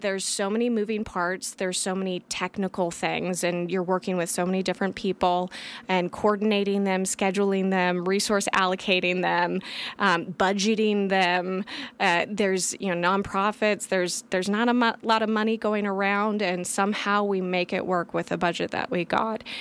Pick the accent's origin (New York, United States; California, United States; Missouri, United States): California, United States; Grass Valley; So I was born and raised in Grass Valley, California.